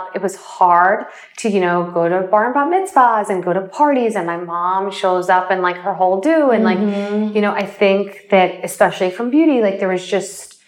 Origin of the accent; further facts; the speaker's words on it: Springfield, Illinois, United States; I was born in Springfield, Illinois